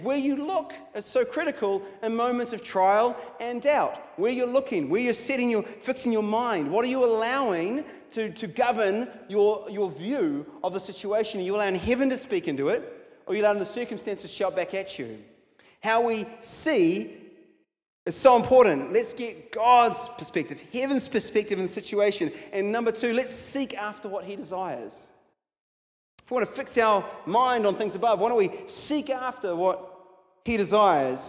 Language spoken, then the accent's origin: English; United States; now in New Zealand; I grew up in America, so I say Isaiah. Sometimes I remind myself it's Isaiah. I'm in New Zealand